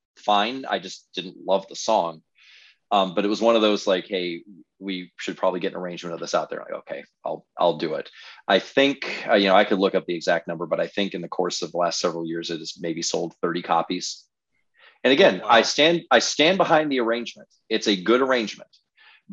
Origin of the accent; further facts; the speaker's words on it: Detroit, Michigan, United States; moved away; I grew up in Detroit